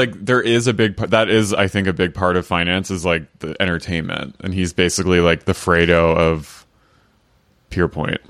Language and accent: English; United States; also born or lived in London; I was from America